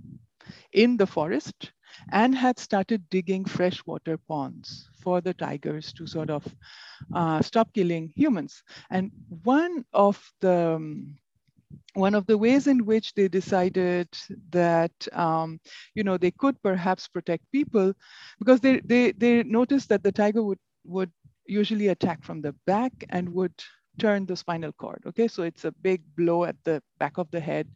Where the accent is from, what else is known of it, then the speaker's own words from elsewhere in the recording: Kolkata, West Bengal, India; also born or lived in Shalkia, Howrah; So I grew up in Kolkata, which is about 100 kilometers away from the Sundarban forest.